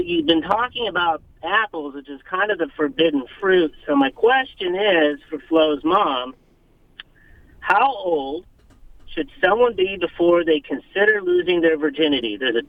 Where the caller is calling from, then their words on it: Raleigh, North Carolina, United States; I'm calling from